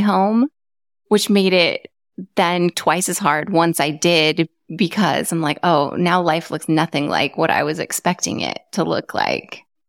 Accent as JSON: {"language": "English", "region": "Arizona", "country": "United States", "tie": "born or raised there", "also_born_or_lived": "California", "moved": "as an adult", "said": "I grew up in Arizona"}